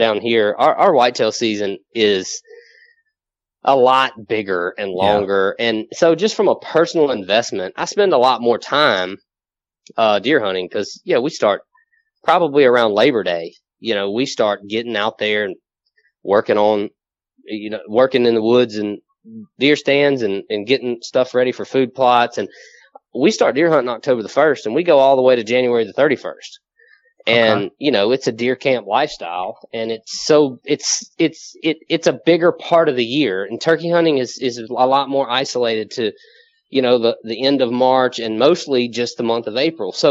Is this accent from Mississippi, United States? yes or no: yes; southwest Mississippi, United States; moved away as an adult; now in Louisiana, United States; I'm actually originally from Mississippi.